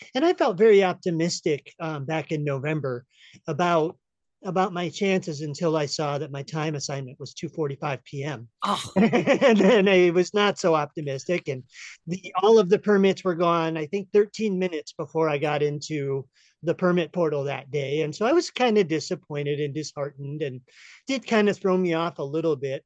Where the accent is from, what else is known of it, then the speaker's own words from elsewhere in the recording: upstate New York, United States; now in Humboldt County, California, United States; originally from upstate New York